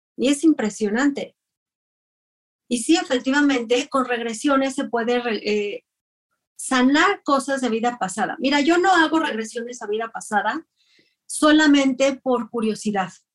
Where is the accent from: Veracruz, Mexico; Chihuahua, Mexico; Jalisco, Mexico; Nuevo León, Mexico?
Chihuahua, Mexico; Ciudad Juárez; yo soy de Ciudad Juárez, Chihuahua.